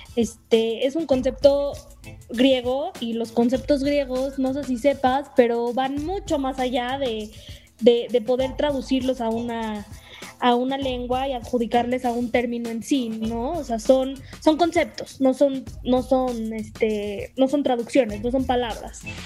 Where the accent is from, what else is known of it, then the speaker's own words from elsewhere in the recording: Mexico; somos mexicanos, entonces hablamos en español.